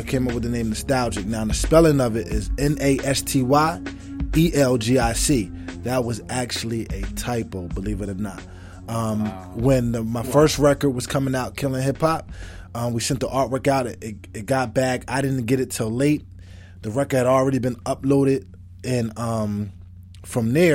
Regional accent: Burlington, New Jersey, United States; I'm from Burlington, New Jersey. Burlington City is what you call it. A.K.A. the zoo. I was born and raised there, all my life

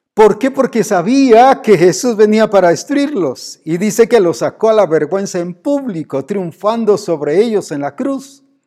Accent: Guatemala; Como decimos aquí en Guatemala

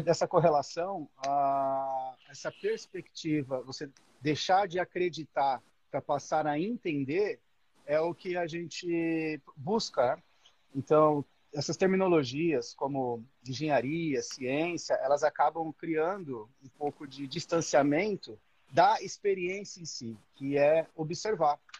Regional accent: São Paulo, Brazil; moved away as an adult; now in Australia; Eu sou de São Paulo, moro na Austrália há nove anos

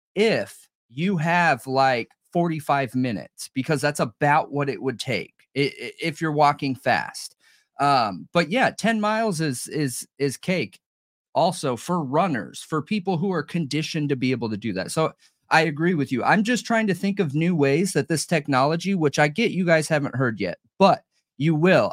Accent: Southern California, United States; I grew up in Southern California

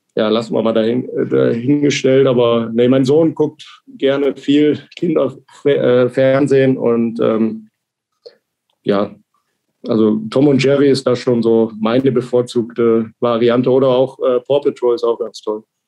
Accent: Krefeld, North Rhine-Westphalia, Germany; moved away as an adult; now in Ingolstadt, Germany; meine Heimat ist Krefeld

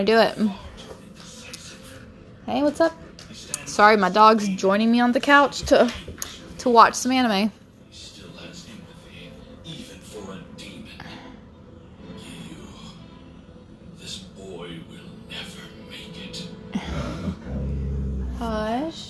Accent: Brazil; English is a second language; I'm not, you know, American native. I'm actually from Brazil

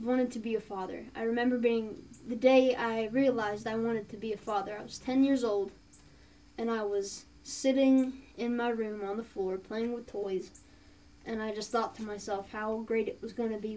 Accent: Appalachia, United States; We're Appalachian

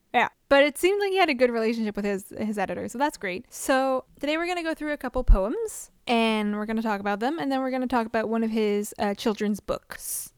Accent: Canada; we're Canadian

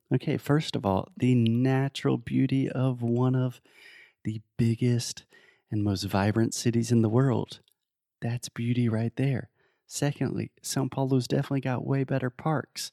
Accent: United States; I'm American

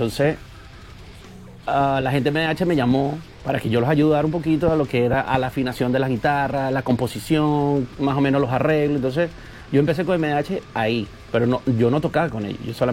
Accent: Los Teques, Miranda, Venezuela; moved away as an adult; now in United States; yo, yo soy de los teques

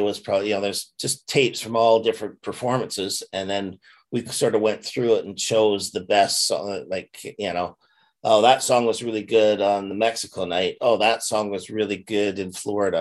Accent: Canada; being Canadian

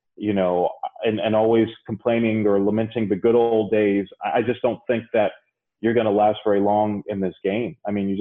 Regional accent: New York City, New York, United States; I grew up in the Bronx

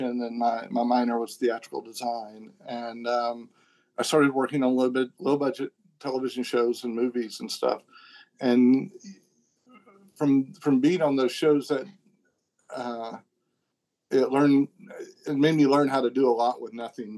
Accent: the South, United States; accent: Southern; I'm from the South and, I remember one time I was dealing with executives at Warner Brothers and I found out that they just loved my Southern accent

